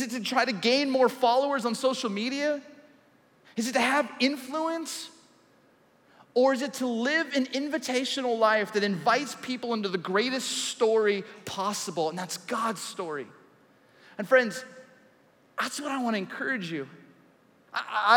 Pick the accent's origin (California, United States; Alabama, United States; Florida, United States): California, United States; Southern; I grew up in Southern California.